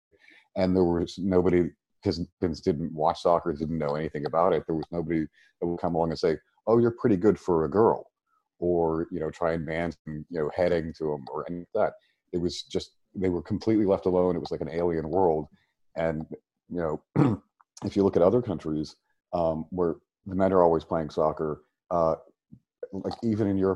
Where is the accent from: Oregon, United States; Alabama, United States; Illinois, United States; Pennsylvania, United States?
Pennsylvania, United States; outside of Pittsburgh; moved away as an adult; now in Chicago, United States; Oh, I grew up in outside of Pittsburgh, but I've been in Chicago for 25